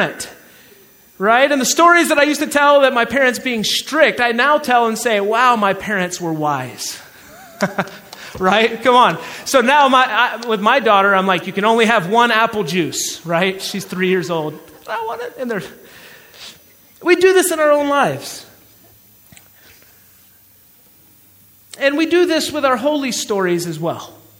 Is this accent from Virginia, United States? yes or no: no; Georgia, United States; accent: Southern; moved away; I'm from Georgia. We call it soda or Coke where I'm from